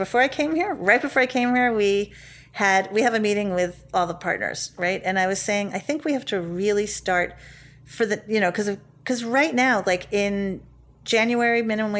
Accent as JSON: {"language": "English", "town": "New York City", "region": "New York", "country": "United States", "tie": "born or raised there", "said": "I grew up in the West Village."}